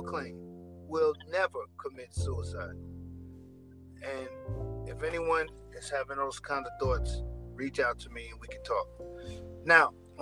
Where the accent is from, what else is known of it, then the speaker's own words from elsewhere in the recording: New York City, New York, United States; I'm from Jamaica, Queens, New York. It's a rough neighborhood in New York